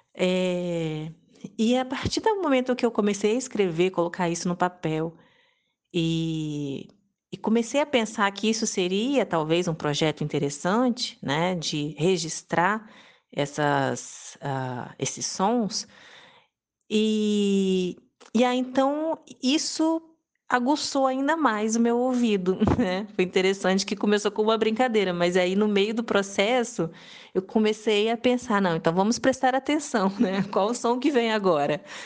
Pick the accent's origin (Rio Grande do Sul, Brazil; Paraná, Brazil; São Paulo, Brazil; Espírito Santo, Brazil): Espírito Santo, Brazil; Serra; born or raised there; also born or lived in Vitória, Espírito Santo / France / Cachoeiro de Itapemirim, Espírito Santo